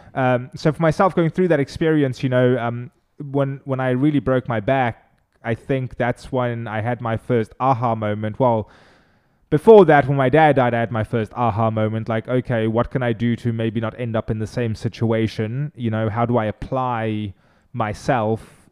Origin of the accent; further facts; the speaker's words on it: Cape Town, Western Cape, South Africa; first language Afrikaans; English is a second language; moved away as an adult; now in Charleston, United States; I'm originally from Cape Town, South Africa.